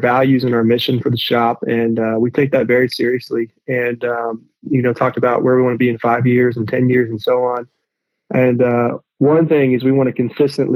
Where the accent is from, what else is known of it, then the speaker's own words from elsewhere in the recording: Boone, North Carolina, United States; I grew up in Boone